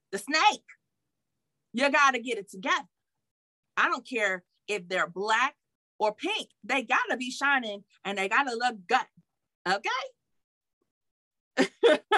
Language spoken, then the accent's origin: English; Detroit, Michigan, United States; However, I know I'm from Detroit, so that's how we get down.